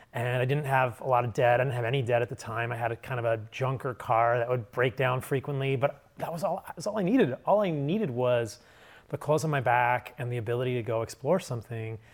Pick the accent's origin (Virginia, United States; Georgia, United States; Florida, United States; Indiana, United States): Virginia, United States; suburban; I grew up in a pretty normal household in suburban Virginia.